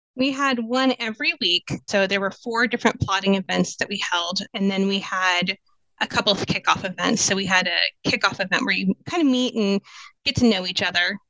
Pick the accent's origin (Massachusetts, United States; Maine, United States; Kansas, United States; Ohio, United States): Kansas, United States; moved away as an adult; also born or lived in San Diego; now in Phoenix, United States; I am originally from Kansas and I moved out to the Valley in 2004.